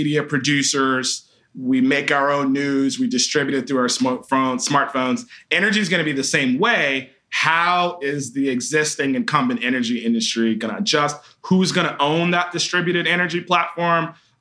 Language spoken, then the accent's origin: English; Atlanta, Georgia, United States; growing up in Atlanta